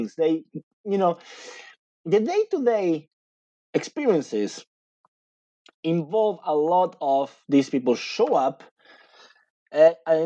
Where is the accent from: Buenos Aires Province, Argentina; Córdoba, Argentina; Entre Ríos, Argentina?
Buenos Aires Province, Argentina; English is a second language; moved away as an adult; now in United States; I lived in Buenos Aires, in the greater Buenos Aires, okay, for 25 years